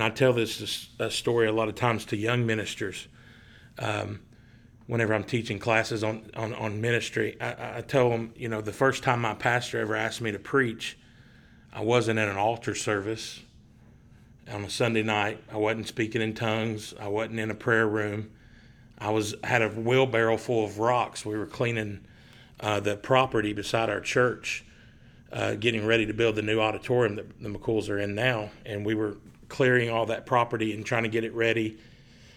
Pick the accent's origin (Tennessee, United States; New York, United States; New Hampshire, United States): Tennessee, United States; East; I grew up in East Tennessee. I was living in Maryville and Knoxville.